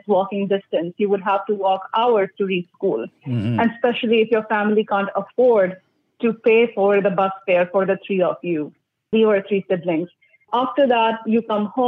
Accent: New Delhi, Delhi, India; now in Orangeville, Canada; New Delhi, where I grew up

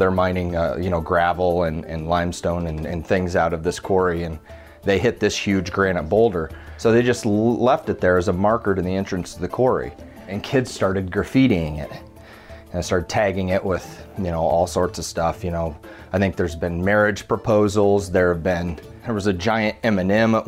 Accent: Fontenelle, Iowa, United States; also born or lived in Creston, Iowa; I grew up in a little town of Fontenelle, Iowa, about 600 people

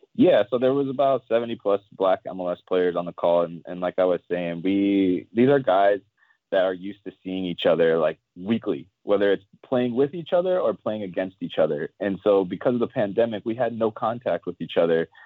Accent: Ohio, United States; having a father, a black father growing up in Ohio who was a policeman

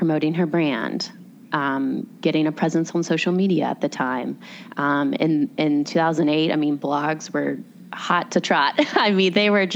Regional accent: Raleigh, North Carolina, United States; I was born and raised in Raleigh

